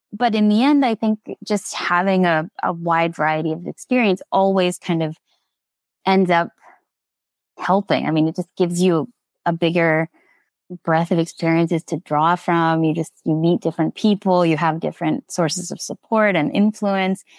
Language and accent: English; Nevada, United States; moved away as an adult; also born or lived in Alpena, Michigan; I'm originally from Nevada